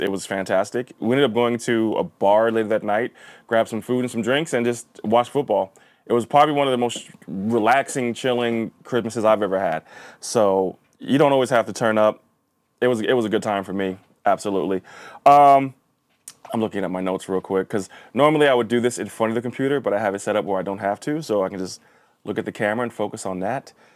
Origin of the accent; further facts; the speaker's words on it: Linden, New Jersey, United States; also born or lived in New York City; my main schooling in New Jersey was in a, a, basically a Polish town, uh, Linden, New Jersey